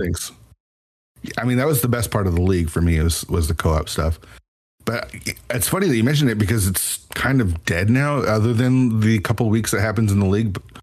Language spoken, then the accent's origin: English; Seattle area, Washington, United States; we're in the Seattle area